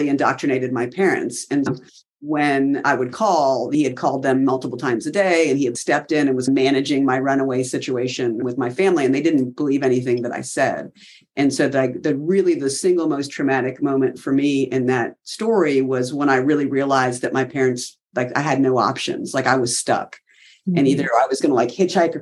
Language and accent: English; South Carolina, United States; moved away as an adult; I'm from South Carolina.